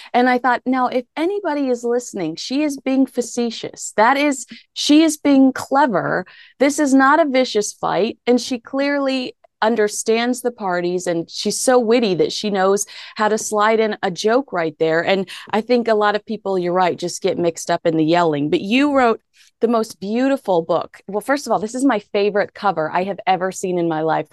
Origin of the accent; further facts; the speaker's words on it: the South, United States; I grew up in the South where you were expected to be a virgin until marriage.